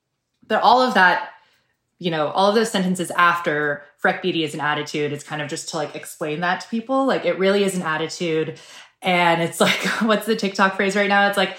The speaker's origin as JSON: {"language": "English", "town": "Seattle", "region": "Washington", "country": "United States", "tie": "born or raised there", "said": "I'm from Seattle and I grew up without a lot of sun and without a lot of freckles, actually without any freckles."}